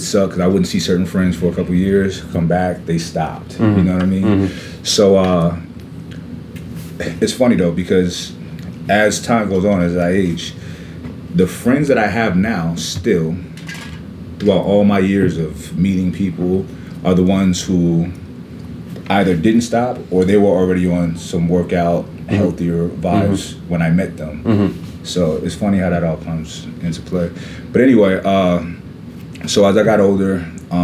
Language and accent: English; New York City, New York, United States; I'm from Brooklyn, New York, and we played every sport you can play outside